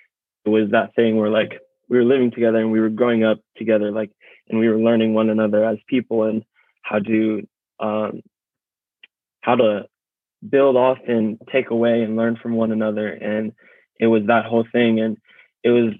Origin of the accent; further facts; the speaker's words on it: Mill Valley, California, United States; also born or lived in Antioch, California; I was growing up in Antioch, and it was just CC, or not even Antioch, in Mill Valley